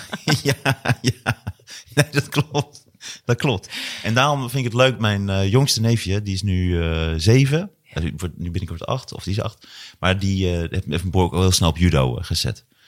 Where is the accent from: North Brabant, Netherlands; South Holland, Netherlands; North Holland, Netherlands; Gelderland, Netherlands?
Gelderland, Netherlands; Hattem; also born or lived in Zwolle; wij woonden in Hattem. Eh, ik kom uit Hattem en Zwolle